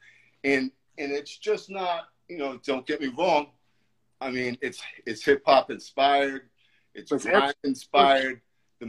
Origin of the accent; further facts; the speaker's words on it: New York, United States; moved away; I'm originally from New York